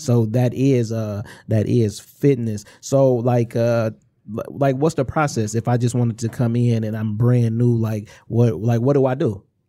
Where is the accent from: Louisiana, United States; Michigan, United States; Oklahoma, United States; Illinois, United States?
Michigan, United States; Inkster; We, we are from Inkster. We grew up